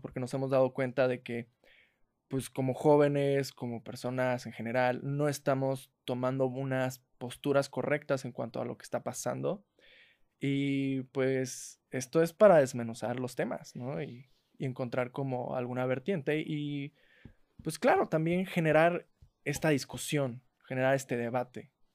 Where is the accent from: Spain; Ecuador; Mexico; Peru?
Mexico; La Huasteca; now in Mexico City, Mexico; yo soy orgullosamente huasteco